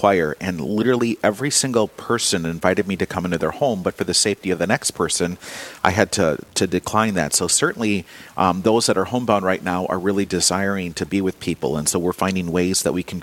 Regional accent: Diocese of Winona-Rochester, southern Minnesota, United States; I grew up in the Diocese of Winona-Rochester, but I grew up on a farm 4 hours from Winona

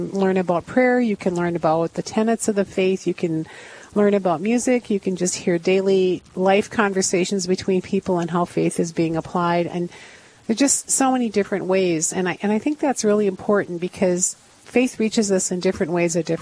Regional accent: Iron Range, northeastern Minnesota, United States; moved away as an adult; now in Duluth, United States; I'm originally from the Iron Range, so a northeastern yes. Minnesota girl

